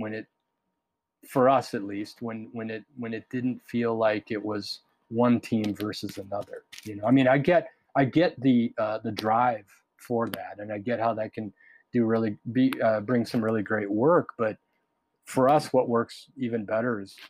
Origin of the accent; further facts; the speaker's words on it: Minnesota, United States; I was raised in Minnesota